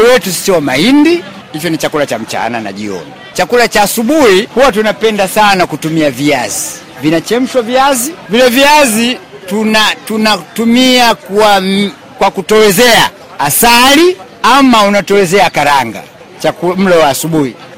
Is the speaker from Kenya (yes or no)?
no; Urambo, Tabora, Tanzania; Urambo ndio nyumbani, lakini mkoa wa Tabora.